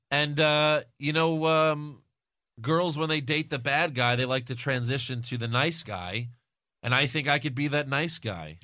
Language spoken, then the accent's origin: English; New York, United States; I'm from New York